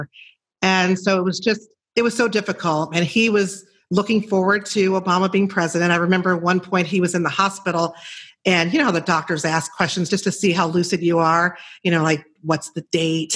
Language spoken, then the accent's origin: English; Chicago, Illinois, United States; I'm from Chicago and I worked in television for 11 years as a reporter